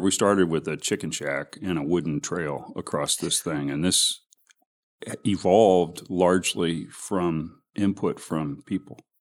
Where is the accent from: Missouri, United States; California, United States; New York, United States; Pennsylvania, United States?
Missouri, United States; Kansas City; I'm from the Northlands.